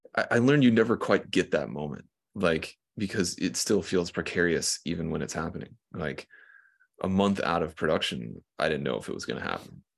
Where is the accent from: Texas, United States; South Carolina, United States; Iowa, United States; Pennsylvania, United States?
South Carolina, United States; I'm from like a small town in South Carolina.